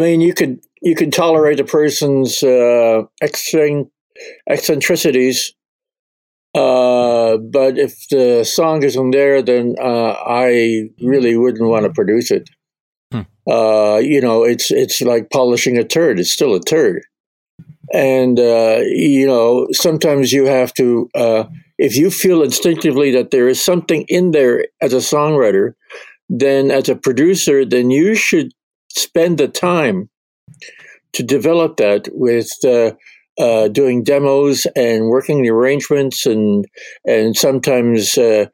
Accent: Canada; my kids are half Scottish, but I'm Canadian

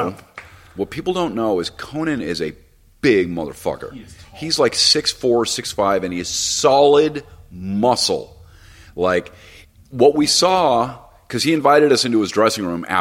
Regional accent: Los Angeles, California, United States; I grew up in Hollywood

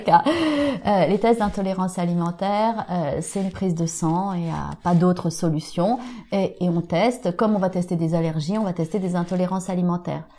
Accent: Auvergne-Rhône-Alpes, France; je suis auvergnate élevée à la campagne

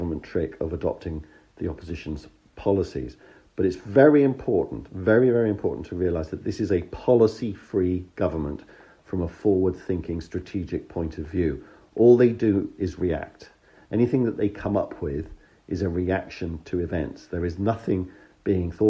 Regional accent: United Kingdom; As a Brit, I'd love to be able to argue with you about your rather strong description of my country

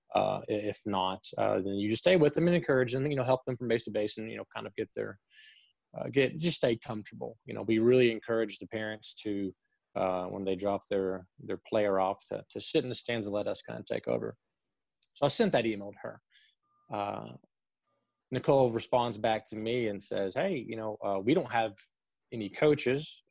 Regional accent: Chattanooga, Tennessee, United States; moved away as an adult; also born or lived in Lexington, Kentucky; born and raised in Chattanooga, Tennessee.

